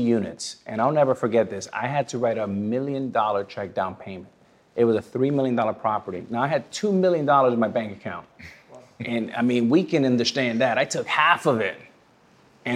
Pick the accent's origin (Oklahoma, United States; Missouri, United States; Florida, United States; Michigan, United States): Florida, United States; Miami; also born or lived in New York / Dominican Republic; born in New York, raised in Miami, but both of my parents are Dominican